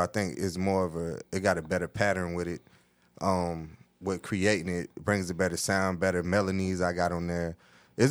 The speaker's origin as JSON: {"language": "English", "town": "New York City", "region": "New York", "country": "United States", "moved": "yes", "lives_now": "Atlanta, United States", "said": "I come from New York City."}